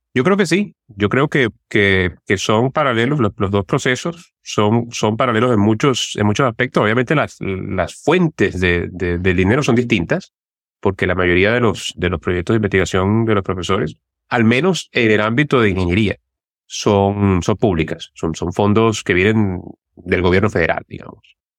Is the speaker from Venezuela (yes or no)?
yes; Turmero, Aragua, Venezuela; Yo soy de Turmero